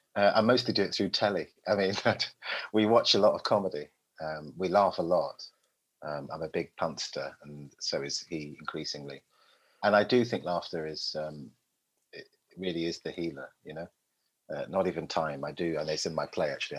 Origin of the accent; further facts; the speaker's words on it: London, United Kingdom; moved away as an adult; also born or lived in Willesden Green / Tours, France / Twickenham; from the day I was born in Park Royal, northwest London, to to, to now, pretty much, apart from the, that sort of seven, eight year gap, I've always lived in England